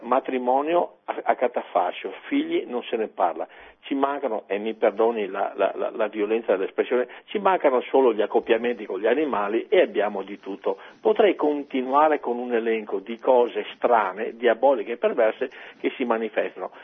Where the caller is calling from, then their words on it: Padua, Veneto, Italy; chiamo da Padova